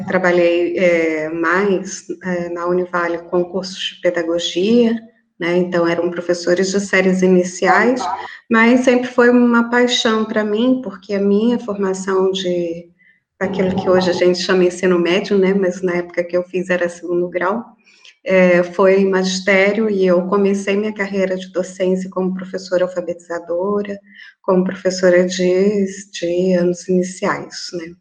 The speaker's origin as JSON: {"language": "Portuguese", "town": "Florianópolis", "region": "Santa Catarina", "country": "Brazil", "tie": "born or raised there", "moved": "yes", "said": "eu sou natural de Florianópolis"}